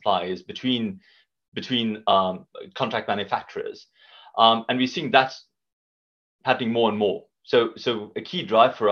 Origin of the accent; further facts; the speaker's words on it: South Africa; moved away as an adult; now in United Kingdom; Based on this accent, you can hear I'm from South Africa, been in the UK for a good few years now